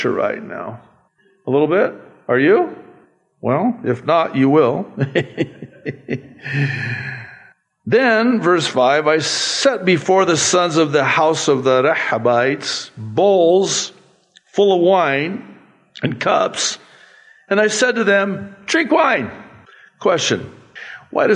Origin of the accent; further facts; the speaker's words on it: United States; I was given a green card, and it said on there, alien.